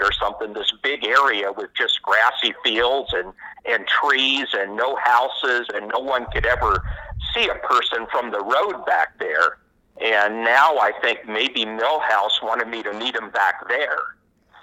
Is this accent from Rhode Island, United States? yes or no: no; Des Moines, Iowa, United States; I grew up in Des Moines, and I live and work in West Des Moines now.